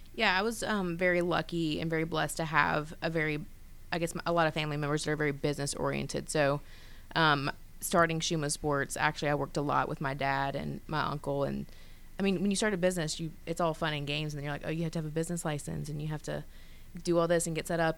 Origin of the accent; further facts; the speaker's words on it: Grayson, Georgia, United States; moved away as an adult; now in Atlanta, United States; I was born and raised in Gwinnett County. Um, grew up in Grayson